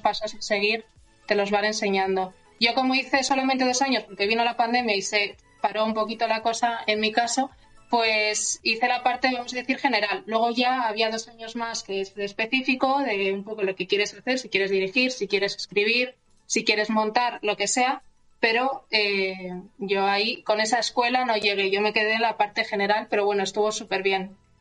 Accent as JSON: {"language": "Spanish", "region": "La Rioja", "country": "Spain", "tie": "born or raised there", "also_born_or_lived": "Alicante / Madrid / Barcelona", "moved": "as an adult", "lives_now": "Santiago de Compostela, Spain", "said": "me fui luego a La Rioja, que, ahí conocí luego a, Andrea"}